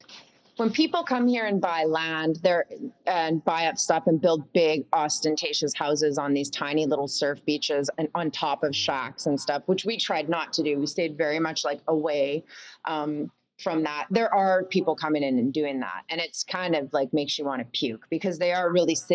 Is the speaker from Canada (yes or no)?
yes; Canada; also born or lived in United States; And yeah, and P.S. I'm Canadian. I know I lived in the States.